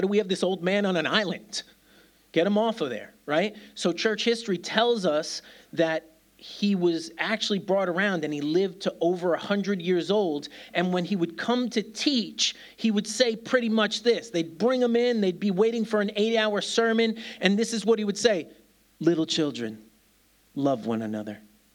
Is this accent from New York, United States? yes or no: yes; New York City, New York, United States; now in Birmingham, United Kingdom; I'm a kid from New York City